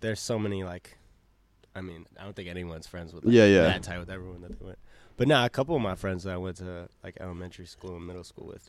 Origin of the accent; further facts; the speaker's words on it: Cambridge, Massachusetts, United States; also born or lived in New York / Philadelphia; I'm from Cambridge.